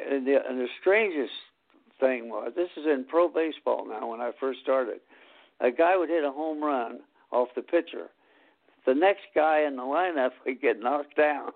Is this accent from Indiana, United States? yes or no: yes; Anderson, Indiana, United States; as a kid in Anderson, Indiana